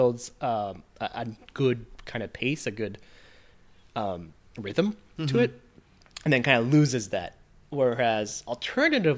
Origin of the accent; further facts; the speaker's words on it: West Coast, United States; I'm from the West Coast